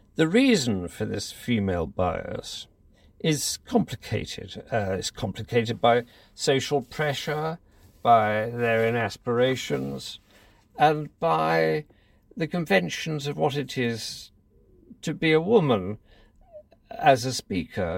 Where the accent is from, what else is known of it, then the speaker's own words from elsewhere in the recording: Leatherhead, South East England, United Kingdom; I was brought up in Leatherhead in Surrey